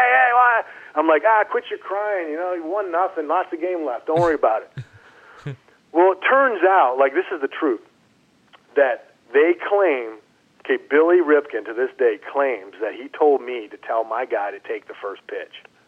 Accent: Canada; moved away as an adult; I grew up in Canada.

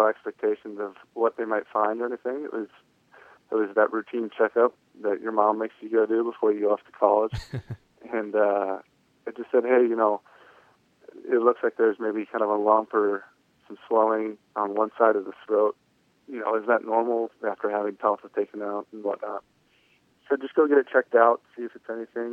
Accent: Cleveland, Ohio, United States; also born or lived in Oklahoma; Mainly Ohio. I went to high school in Ohio

